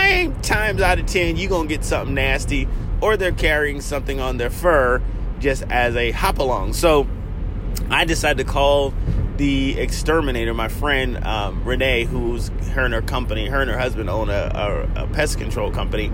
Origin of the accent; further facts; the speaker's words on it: South Carolina, United States; I grew up in South Carolina